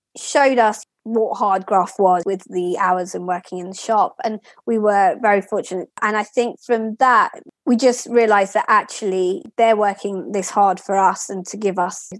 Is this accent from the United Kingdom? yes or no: yes; Lewes, South East England, United Kingdom; also born or lived in Kingston upon Thames / Brighton and Hove; I was very blessed to grow up there, very small, very historic